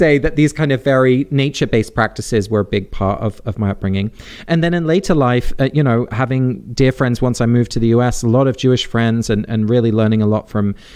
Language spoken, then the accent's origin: English; England, United Kingdom; I was born in England and raised in the UK